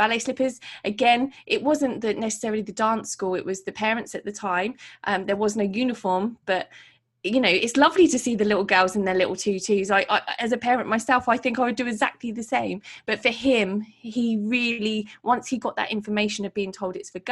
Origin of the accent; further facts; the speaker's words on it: Portsmouth, South East England, United Kingdom; my city, which is my hometown in Portsmouth